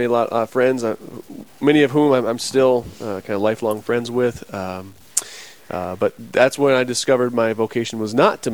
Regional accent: South Dakota, United States; Berks, South Dakota is my hometown. Grew up on a farm and ranch there

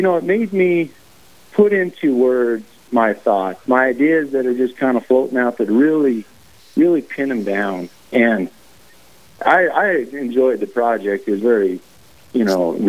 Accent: Wyoming, United States; also born or lived in Montana; I'm born and raised in Wyoming

